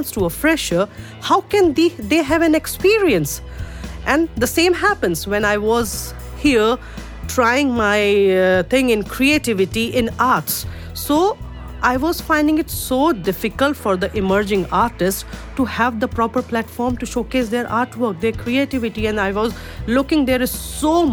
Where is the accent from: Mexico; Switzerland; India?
India; first language Urdu; English is a second language; moved away as an adult; now in United Arab Emirates; Born and brought up in India